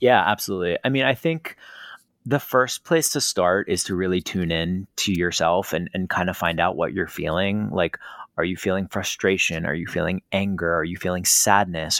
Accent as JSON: {"language": "English", "region": "East Coast", "country": "United States", "tie": "born or raised there", "said": "I am from the East Coast, born and raised"}